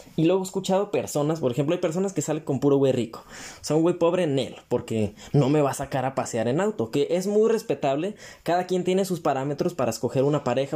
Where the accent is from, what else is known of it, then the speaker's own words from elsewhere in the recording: Mexico; como buen mexicano